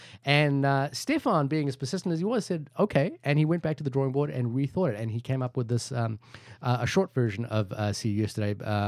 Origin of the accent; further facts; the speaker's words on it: India; I'm Indian. So we're obliged